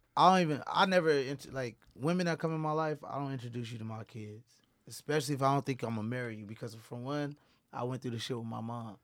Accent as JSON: {"language": "English", "town": "San Diego", "region": "California", "country": "United States", "tie": "born or raised there", "also_born_or_lived": "Dallas / Bay Area", "said": "growing up in the Southeast, you know, with your grandmas"}